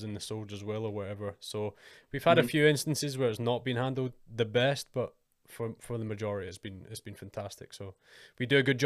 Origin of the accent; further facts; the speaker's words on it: United Kingdom; we, as the British Army